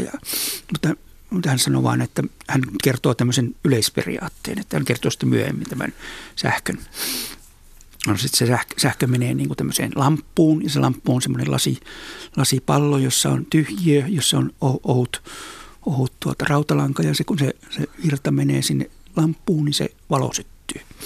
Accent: Oulu, North Ostrobothnia, Finland; mä olen siis syntynyt ja kasvanut Oulussa, Oulun kaupungissa

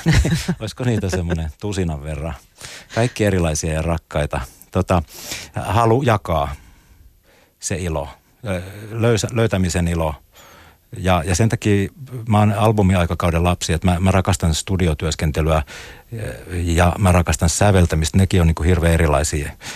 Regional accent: Espoo, Uusimaa, Finland; kasvoin Tapiolassa Espoon musiikkiopiston viitekehyksessä

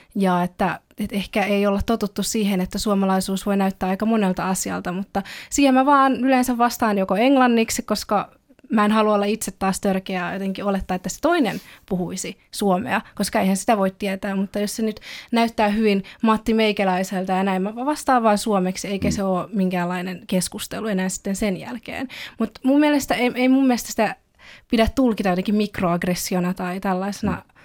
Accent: Finland; born or raised there; first language Finnish; also born or lived in China / Belgium / Kauniainen, Finland

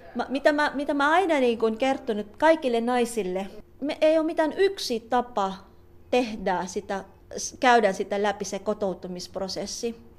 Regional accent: Cavite City, Calabarzon, Philippines; first language Tagalog; Finnish is a second language; moved away as an adult; now in Finland; pinanganak ako sa Cavite City, um, isang lugar na malapit lang sa Maynila.

